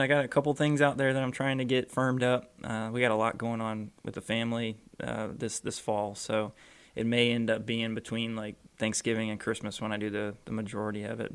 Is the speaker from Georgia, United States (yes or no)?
no; Florida, United States; growing up in Florida